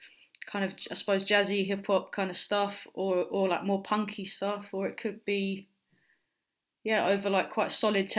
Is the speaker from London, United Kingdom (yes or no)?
yes; London, United Kingdom; where I grew up in South London, in Lewisham